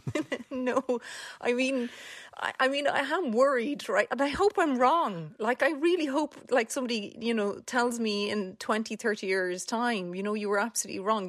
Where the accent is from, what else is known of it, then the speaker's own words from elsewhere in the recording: Cork, Munster, Ireland; I grew up in Mayfield and Cork